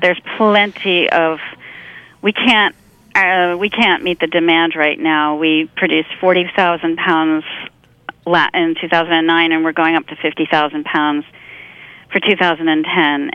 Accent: rural Pennsylvania, United States; also born or lived in Chester County, Pennsylvania; grew up in rural Pennsylvania

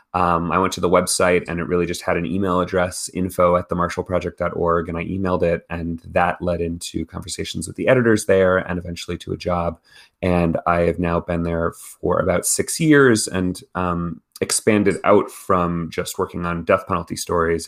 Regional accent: Texas, United States; I grew up in Texas

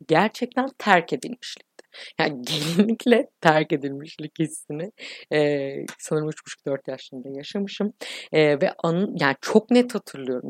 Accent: İzmir, Turkey; Ben doksan üç İzmir doğumluyum.

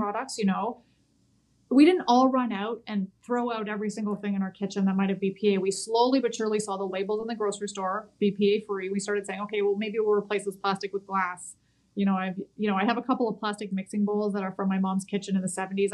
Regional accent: Canada; as a Canadian

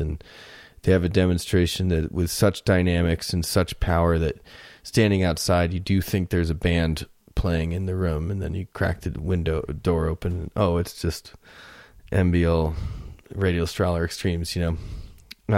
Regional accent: Florida, United States; now in Colorado, United States; I grew up in Florida

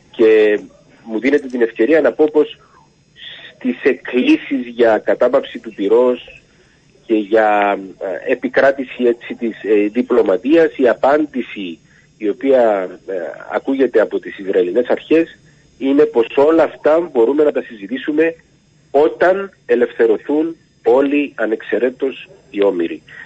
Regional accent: Cyprus; έρχομαι από την Κύπρο

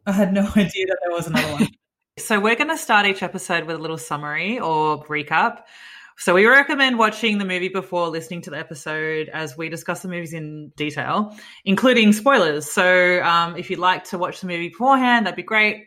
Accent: Australia; moved away as an adult; also born or lived in Sydney; now in New York City, United States; we're from Australia. That's where we met.

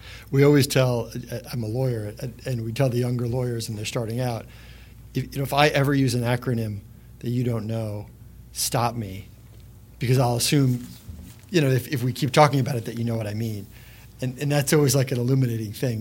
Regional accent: New Jersey, United States; as a guy from New Jersey.

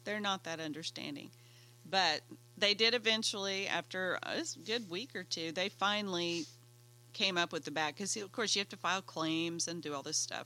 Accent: Oklahoma, United States; I'm from Oklahoma

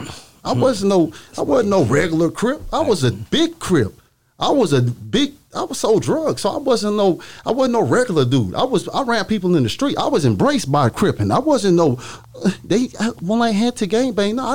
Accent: Dallas, Texas, United States; I'm from Dallas

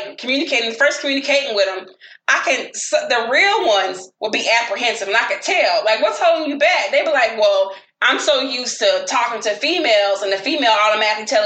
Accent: the South, United States; I'm the from the South

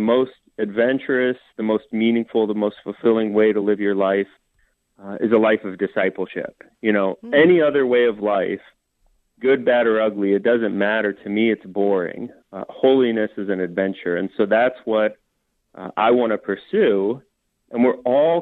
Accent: Des Moines, Iowa, United States; I was raised in Des Moines

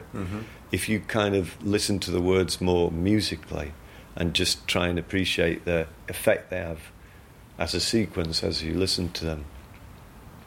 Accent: Yorkshire and the Humber, United Kingdom; I'm from South Yorkshire, so the dialect is similar

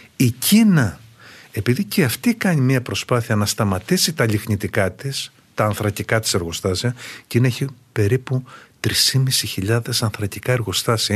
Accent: Greece

